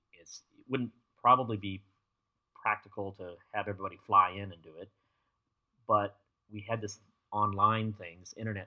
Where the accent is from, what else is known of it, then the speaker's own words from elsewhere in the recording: Arizona, United States; moved away as an adult; after I was adopted, I was raised in Arizona